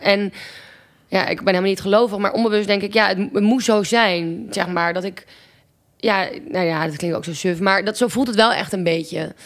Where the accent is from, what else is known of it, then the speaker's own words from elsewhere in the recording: Amsterdam, North Holland, Netherlands; also born or lived in Groningen; toen ben ik um, terug naar Amsterdam verhuisd, waar ik vandaan kom.